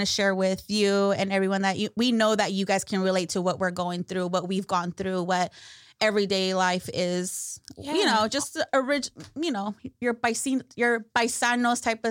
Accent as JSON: {"language": "English", "town": "Salinas", "region": "California", "country": "United States", "tie": "born or raised there", "said": "I am also born and raised here in beautiful Salinas"}